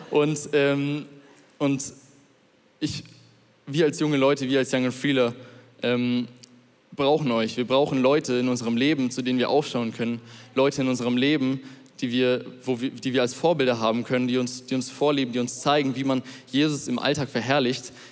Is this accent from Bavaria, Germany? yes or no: yes; Munich, Bavaria, Germany; ich komme aus München und ähm, ich gehe noch in die Schule.